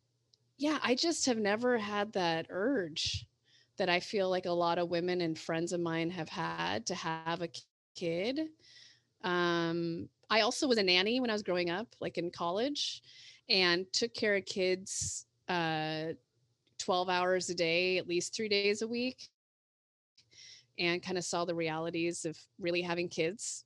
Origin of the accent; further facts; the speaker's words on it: San Leandro, California, United States; grew up in San Leandro, which is in the East Bay portion of the Bay Area.